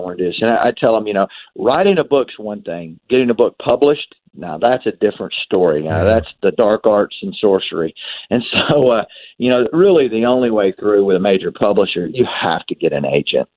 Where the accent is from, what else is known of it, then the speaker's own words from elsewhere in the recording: the South, United States; Southern Roots, which tells a story of growing up in the South.